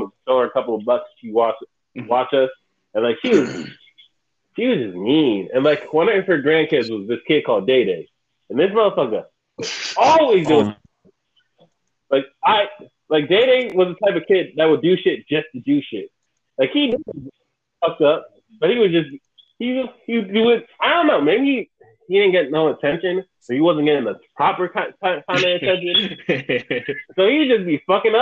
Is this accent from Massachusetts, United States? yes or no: no; Bridgeport, Connecticut, United States; when I was young, growing up in Connecticut, back in, when I was living in Bridgeport, I believe I was about 5 to 7